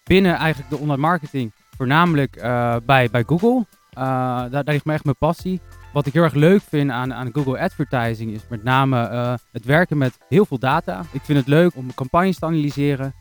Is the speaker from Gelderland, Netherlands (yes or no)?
yes; Harderwijk, Gelderland, Netherlands; geboren en getogen in het mooie, pittoreske Harderwijk.